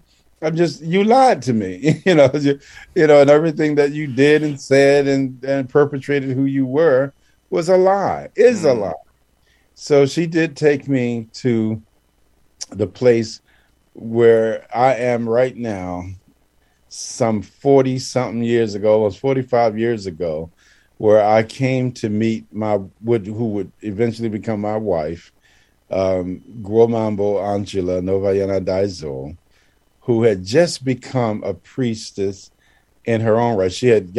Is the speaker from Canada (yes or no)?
no; Ile-Ife, Osun, Nigeria; I'm from Ile Ife, you know, I'm down without the hall. I can play drums.